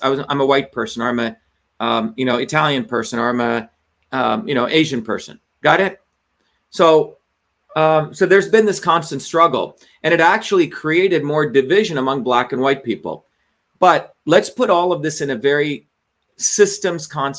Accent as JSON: {"language": "English", "country": "India", "tie": "born or raised there", "moved": "yes", "lives_now": "United States", "said": "I was born in India"}